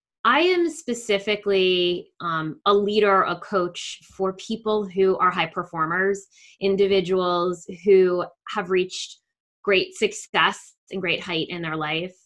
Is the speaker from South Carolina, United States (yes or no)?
no; New Jersey, United States; accent: New York; now in Cherry Hill, United States; You might hear in my accent that I have more of a New York accent. I moved from northern New Jersey, where our city was New York, down to southern New Jersey, where the city is Philadelphia.